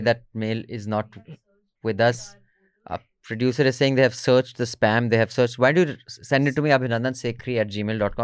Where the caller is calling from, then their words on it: Noida, Uttar Pradesh, India; I'm calling from Noida.